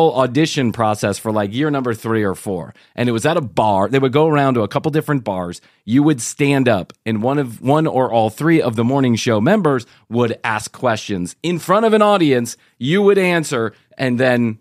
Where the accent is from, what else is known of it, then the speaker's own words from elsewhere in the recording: Atlanta, Georgia, United States; from Atlanta, Georgia